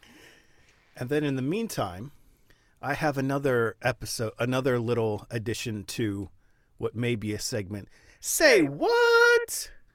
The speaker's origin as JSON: {"language": "English", "town": "Baltimore", "region": "Maryland", "country": "United States", "tie": "born or raised there", "said": "born and raised in Baltimore in the Northeast"}